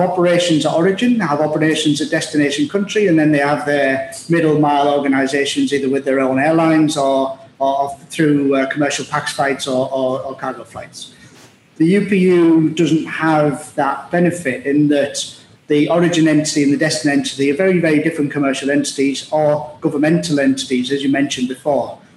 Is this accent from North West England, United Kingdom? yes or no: no; Middlesbrough, North East England, United Kingdom; moved away as an adult; also born or lived in Liverpool / Glasgow; now in United Arab Emirates; I was uh, born and raised in Middlesbrough, it's a, uh, a town in the northeast of England in the UK